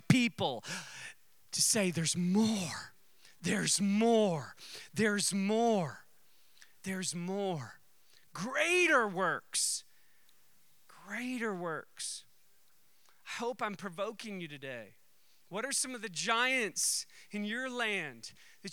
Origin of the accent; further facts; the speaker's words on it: United States; I'm an American